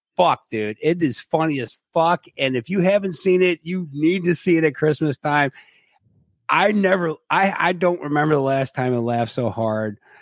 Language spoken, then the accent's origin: English; Cleveland, Ohio, United States; I I'm from Cleveland